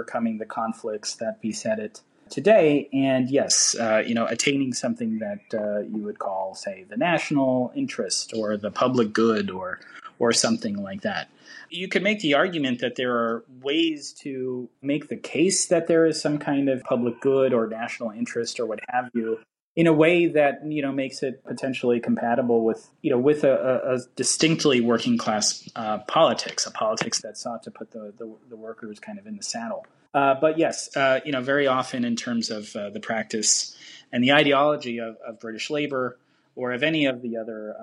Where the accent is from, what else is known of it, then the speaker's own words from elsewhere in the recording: United States; as an American reader